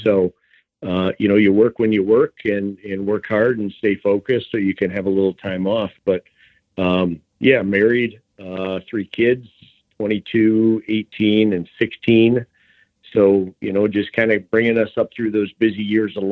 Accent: Michigan, United States; also born or lived in Nebraska / Holland, Michigan; born and raised in Michigan here, Southern Michigan, and then moved over to the Holland area

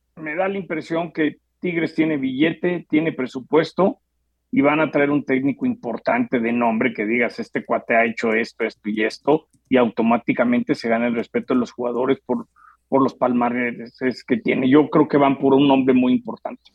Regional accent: Mexico; soy mexicano

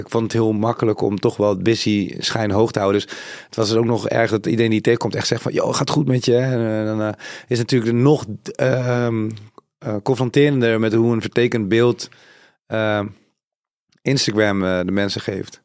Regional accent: Suriname; Zuid-Amerikaans, ik kom van Suriname.

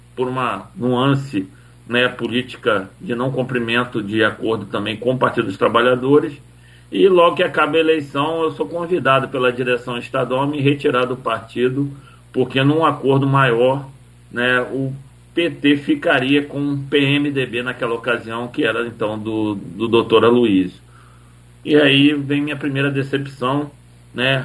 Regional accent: Macaé, Rio de Janeiro, Brazil; eu fui criado né, numa comunidade no Cajueiros, aqui em Macaé

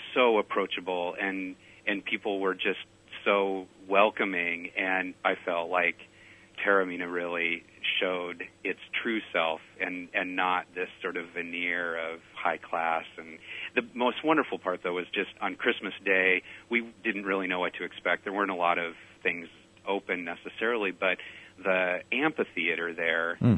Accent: Pacific Northwest, United States; I'm from the Pacific Northwest

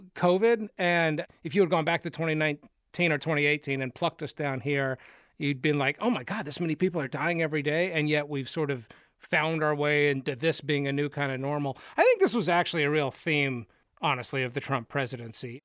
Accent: Austin, Texas, United States; I grew up in Austin, Texas

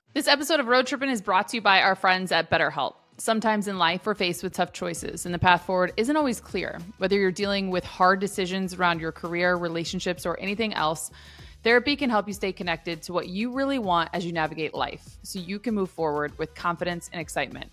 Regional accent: Midwest, United States; when you grow up in the Midwest

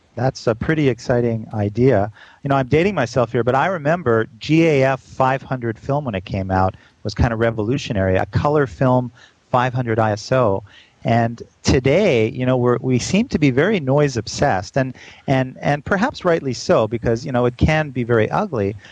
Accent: Canada; now in New York, United States; Canadian all the way

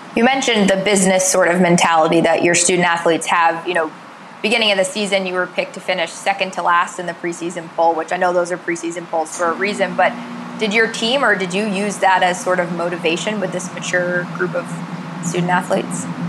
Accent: Northeast, United States; moved away; I grew up in the Northeast, so we didn't have Culver's

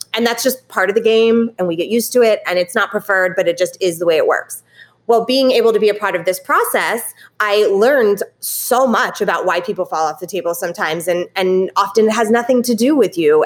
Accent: California, United States; moved away; I am originally from California

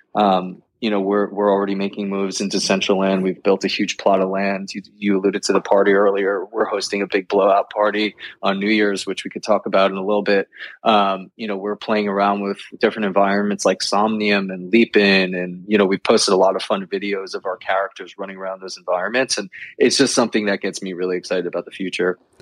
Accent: New York, United States; born and raised in New York

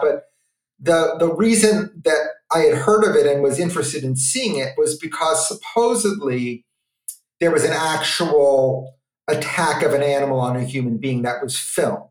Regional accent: New York City, New York, United States; my growing up in New York City

